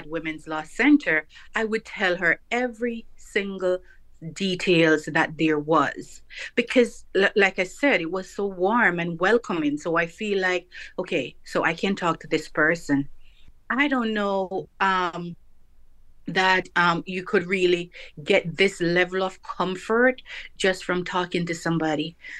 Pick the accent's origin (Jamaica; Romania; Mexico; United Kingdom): Jamaica; now in United States; Yes, I did have two children from my home country in Jamaica, so they migrated as well.